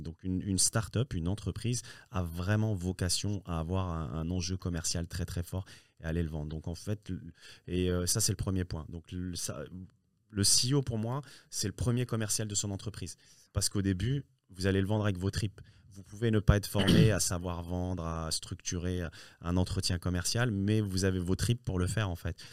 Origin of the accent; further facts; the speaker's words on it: France; also born or lived in Morocco; je, suis né au Maroc et je suis arrivé tout petit en France. Hein. je suis arrivé à l'âge de, de, 5 ans, 5 ans et ah demi.